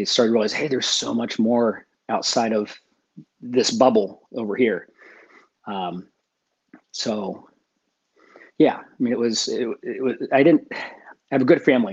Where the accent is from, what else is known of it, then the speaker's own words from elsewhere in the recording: Ohio, United States; also born or lived in Florida; Midwest farm boy, you know, growing up in Ohio